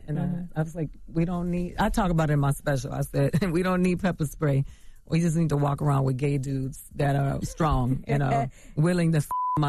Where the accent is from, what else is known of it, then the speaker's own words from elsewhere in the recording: Miami, Florida, United States; also born or lived in Bronx, New York; I'm from the gutter. I grew up in Miami, Florida, between Miami and the Bronx.